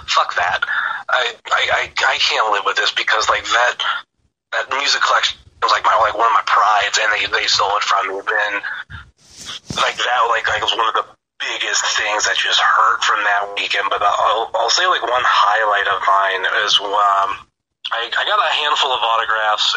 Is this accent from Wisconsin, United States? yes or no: no; Northeast Ohio, United States; I am from Northeast Ohio